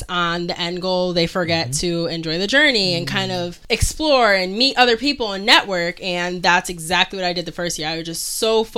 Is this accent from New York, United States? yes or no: no; Connecticut, United States; moved away as an adult; now in Rhode Island, United States; I'm originally from Connecticut, and I moved to Rhode Island 1.5 years ago